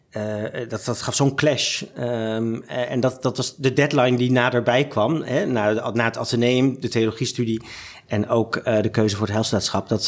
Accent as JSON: {"language": "Dutch", "town": "Zaandam", "region": "North Holland", "country": "Netherlands", "tie": "born there", "lives_now": "Amsterdam, Netherlands", "said": "Ik ben geboren in Zaandam, maar via allerlei omzwervingen eh, in Nederland uiteindelijk in Amsterdam terechtgekomen."}